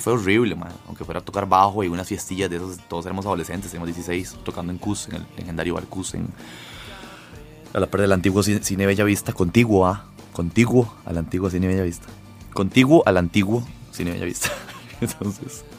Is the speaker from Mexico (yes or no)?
no; Costa Rica; born or raised there; also born or lived in Lima, Peru